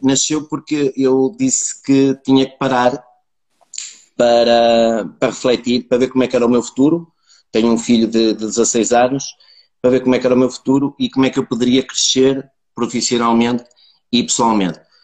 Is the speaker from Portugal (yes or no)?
yes; Braga, Norte, Portugal; also born or lived in Póvoa de Lanhoso; nasci na Póvoa de Lanhoso, entretanto vim viver para Braga, uh, pronto, estudei